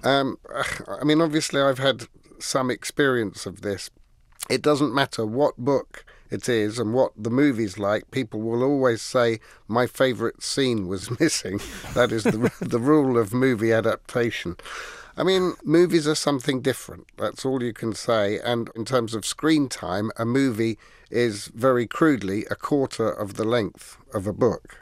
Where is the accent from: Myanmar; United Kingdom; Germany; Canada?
United Kingdom; England; Being English